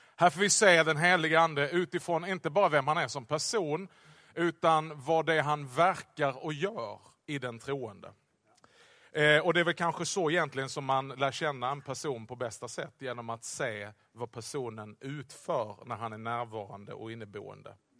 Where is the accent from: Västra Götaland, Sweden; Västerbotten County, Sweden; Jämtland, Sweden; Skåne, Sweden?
Skåne, Sweden; accent: Scanian; jag talar skånska hela tiden, men extra skånska